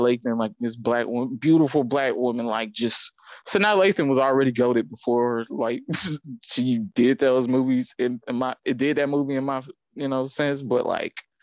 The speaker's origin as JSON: {"language": "English", "town": "Atlanta", "region": "Georgia", "country": "United States", "tie": "born or raised there", "said": "I come from Atlanta"}